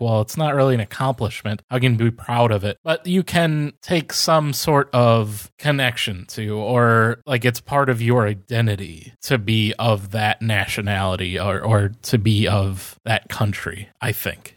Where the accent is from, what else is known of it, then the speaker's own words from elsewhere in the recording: United States; as American and a member of the country